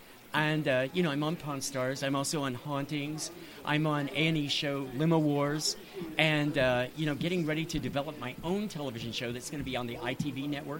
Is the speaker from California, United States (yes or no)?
yes; Berkeley, California, United States; moved away; also born or lived in Nevada; I'm from Berkeley. I did my undergraduate studies at Berkeley